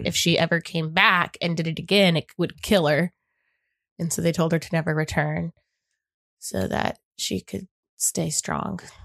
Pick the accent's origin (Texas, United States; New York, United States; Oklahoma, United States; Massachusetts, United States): Oklahoma, United States; growing up in Oklahoma